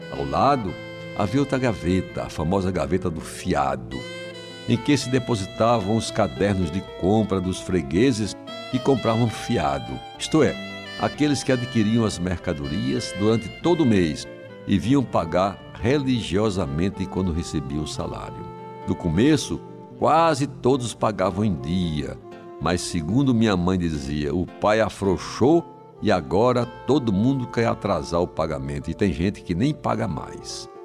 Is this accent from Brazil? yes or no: yes; João Pessoa, Paraíba, Brazil; vizinho à casa onde nasci, em Jaguaribe